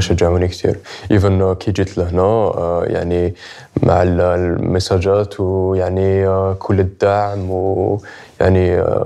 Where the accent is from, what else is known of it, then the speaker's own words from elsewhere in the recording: Algeria; أنا كجزائري